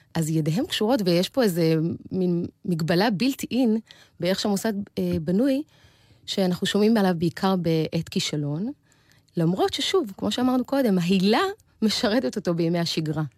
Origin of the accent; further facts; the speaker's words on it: Beersheba, Southern District, Israel; גדלתי בבאר שבע